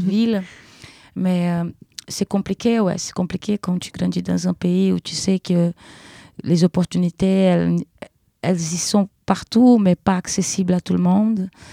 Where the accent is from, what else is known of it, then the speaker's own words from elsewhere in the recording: Brazil; French is a second language; moved away as an adult; now in Paris, France; je suis brésilienne